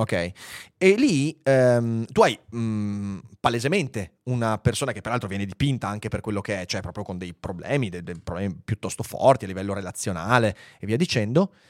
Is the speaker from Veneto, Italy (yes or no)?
yes; Veneto, Italy; accent: Venetian; la mia cadenza veneta